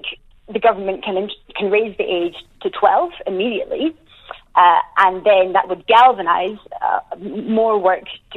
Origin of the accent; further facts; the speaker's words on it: Glasgow, Scotland, United Kingdom; now in New Zealand; I grew up in Glasgow.